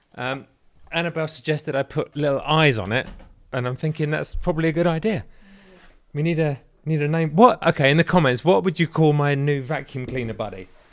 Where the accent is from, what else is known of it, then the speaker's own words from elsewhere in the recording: England, United Kingdom; moved away as an adult; now in United States; I am English